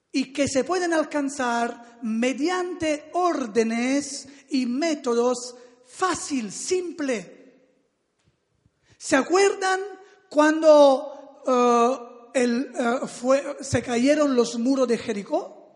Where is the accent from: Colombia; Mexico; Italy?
Italy; Salerno, Campania; Spanish is a second language; moved away; yo vengo de la ciudad de Salerno, que es cerca de Nápoles, en el sur del país, de Italia, y allí donde me crié, donde nací